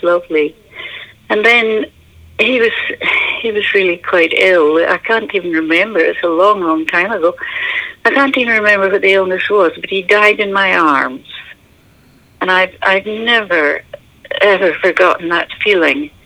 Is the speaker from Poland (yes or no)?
no; Inverness, Scotland, United Kingdom; moved away; also born or lived in Aberdeenshire, Scotland / India / Spain; I was born in Aberdeenshire in Scotland, and then we moved up to Inverness